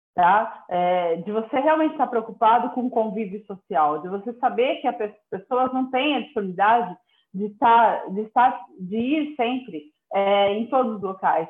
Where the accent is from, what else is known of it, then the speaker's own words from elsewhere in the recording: São Paulo, Brazil; moved away as an adult; now in interior of São Paulo, Brazil; eu, eu, sou paulistana, né? Então, assim, há, há, dois anos e dois meses que eu estou vivendo no interior de São Paulo, mas até então vivi toda a minha vida e, na cidade, na metrópole